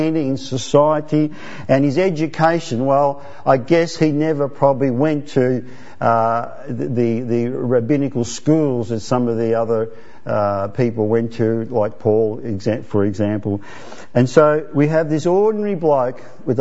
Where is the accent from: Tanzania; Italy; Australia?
Italy; moved away; I was born in Italy